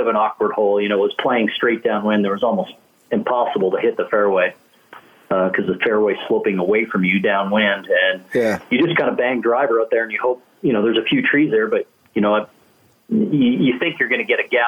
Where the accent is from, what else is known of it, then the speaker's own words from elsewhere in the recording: Canada; as a kid growing up in Canada